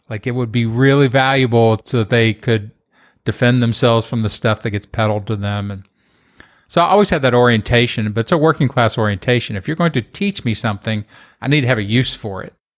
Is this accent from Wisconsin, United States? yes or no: no; Kentucky, United States; moved away; also born or lived in Los Angeles / Austin; Kentucky, just having grown up there